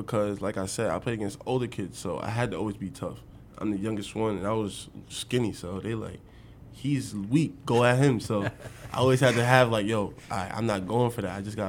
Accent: New York, United States; moved away as an adult; now in Nebraska, United States; growing up in New York

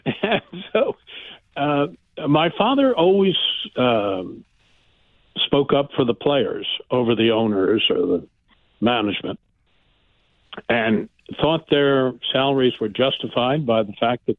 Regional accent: Philadelphia, Pennsylvania, United States; born there; I was born in Philadelphia, Bryn Mawr Hospital, and my father, Red Smith, was then a sports columnist for the Philadelphia Record.

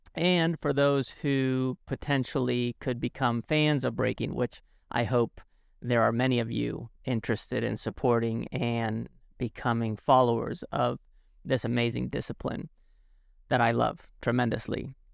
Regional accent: Alicante, Valencian Community, Spain; moved away; in a town called Alicante, where I grew up in Spain

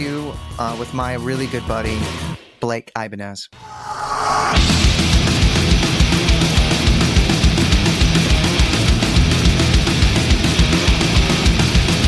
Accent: Dallas, Texas, United States; also born or lived in Austin, Texas; I'm from Dallas

